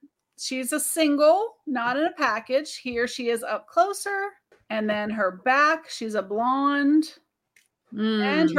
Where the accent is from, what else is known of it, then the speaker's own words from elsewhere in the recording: Ohio, United States; I'm from Ohio. Don't be bashing the Ohio.